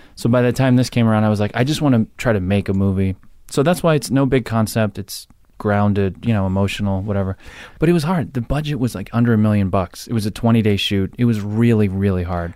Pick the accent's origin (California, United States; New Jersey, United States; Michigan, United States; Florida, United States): New Jersey, United States; Jersey Shore; I'm from Jersey Shore